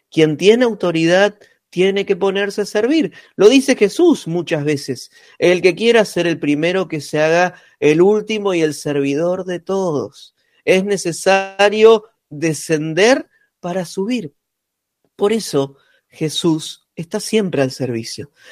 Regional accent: Punta Alta, Buenos Aires Province, Argentina; moved away; Mi ciudad natal, ah, donde estoy en este momento

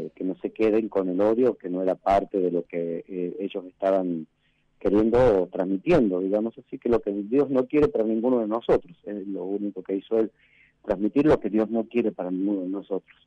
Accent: Tucumán, Argentina; moved away as an adult; also born or lived in San Juan, Argentina / La Rioja, Argentina; now in Sanogasta, Argentina; yo soy oriundo de Tucumán

